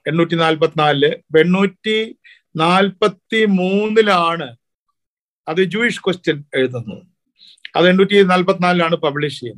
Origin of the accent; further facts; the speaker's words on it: Kerala, India; പക്ഷെ നമ്മൾ മലയാളികള് ഞാൻ പറഞ്ഞു മാർസ് മലയാളികൾക്ക് ഭാഷയ്ക്ക് എഴുത്തച്ഛൻ എന്ന പോലെ